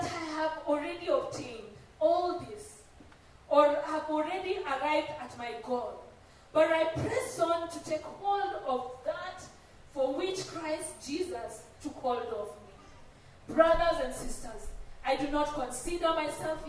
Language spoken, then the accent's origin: English; Rift Valley, Kenya; I come from the Rift Valley